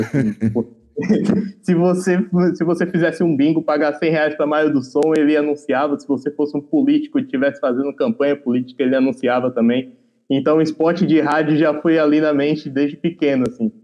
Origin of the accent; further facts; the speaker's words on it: Feira de Santana, Bahia, Brazil; now in São Paulo, Brazil; Eu vim de Feira de Santana, Bahia, mais precisamente do bairro Parque Lagoas Bahia